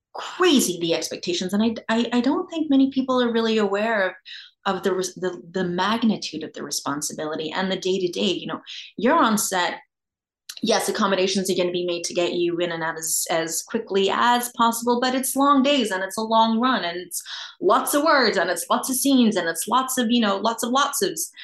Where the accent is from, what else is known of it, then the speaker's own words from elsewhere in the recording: Australia; moved away; I grew up in Australia.